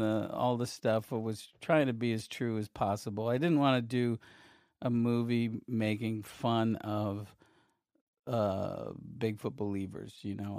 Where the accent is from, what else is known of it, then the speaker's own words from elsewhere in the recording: Syracuse, New York, United States; I grew up in Syracuse, New York